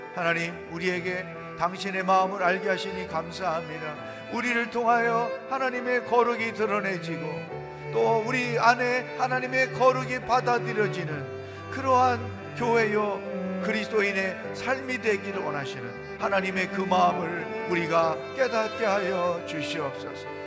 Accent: Chungcheong, South Korea; 저는 충청도 양반이에요

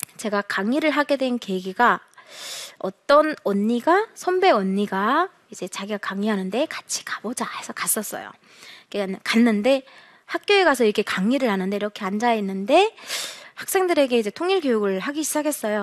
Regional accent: North Korea; moved away as an adult; now in South Korea; 저는 어, 북한에서 살다가 네, 태어나서 살다가 2008년도에 도망항을 건너서 남한으로 2009년도에 입국을 해서

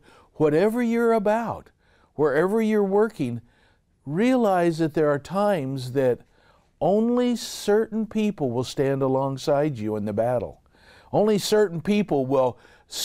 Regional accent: Southern California, United States; I grew up here in the Southern California area

